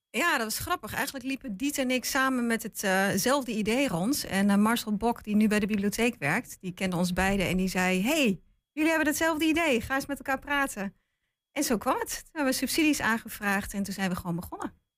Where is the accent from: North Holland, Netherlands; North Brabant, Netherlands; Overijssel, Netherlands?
Overijssel, Netherlands; Lentvelde Brink; Dat is ook de plek waar ik vandaan kom, hè, waar mijn ouders wonen, waar ik ben geboren en getogen.